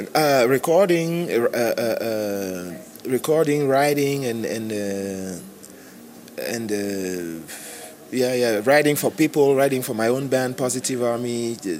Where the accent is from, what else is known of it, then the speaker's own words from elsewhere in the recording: Cameroon; moved away; I'm from Cameroon originally